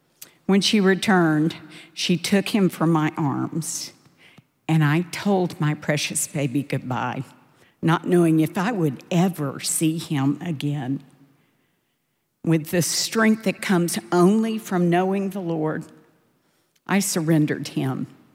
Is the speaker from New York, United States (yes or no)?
no; Dallas, Texas, United States; I grew up in Dallas in a really wonderful but imperfect family.